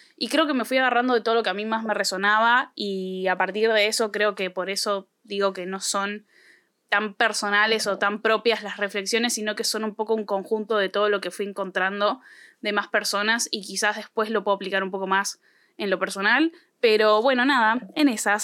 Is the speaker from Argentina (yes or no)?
yes; Argentina; no nací de una probeta, chicos, no nací de un huevo, nací en este país